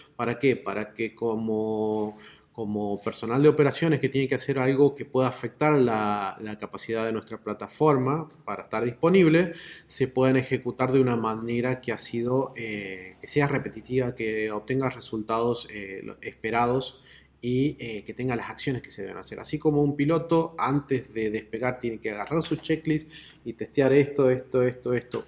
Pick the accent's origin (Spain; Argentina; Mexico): Argentina; Córdoba; acá yo estoy en Córdoba